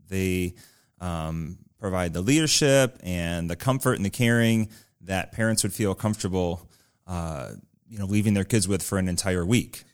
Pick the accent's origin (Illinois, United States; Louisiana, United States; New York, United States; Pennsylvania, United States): Illinois, United States; Chicago; now in Batavia, United States; I grew up in the Chicagoland area